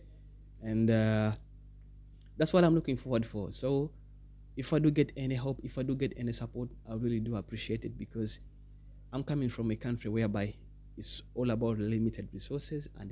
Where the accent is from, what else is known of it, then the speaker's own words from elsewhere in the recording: Uganda; I'm from Uganda, that's East Africa